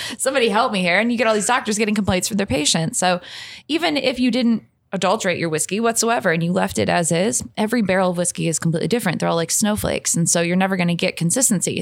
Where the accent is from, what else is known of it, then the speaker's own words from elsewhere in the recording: St. Louis, Missouri, United States; moved away as an adult; now in Louisville, United States; I'm originally from Saint Louis, Missouri